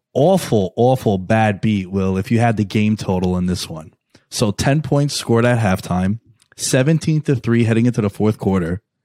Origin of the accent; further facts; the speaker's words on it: New York City, New York, United States; my hometown, New York City